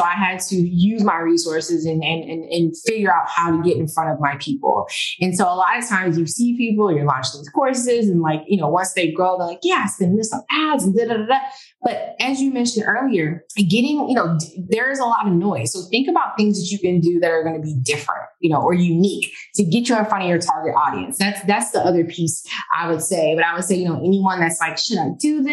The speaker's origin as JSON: {"language": "English", "town": "Washington", "region": "District of Columbia", "country": "United States", "tie": "born or raised there", "also_born_or_lived": "Maryland", "moved": "yes", "lives_now": "Miami, United States", "said": "if anyone is in the Washington, DC area, that's my hometown"}